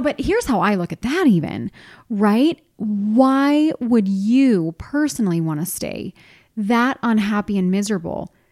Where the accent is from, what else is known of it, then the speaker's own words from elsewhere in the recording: East Coast, United States; moved away as an adult; I'm from the East Coast, and I had no family here.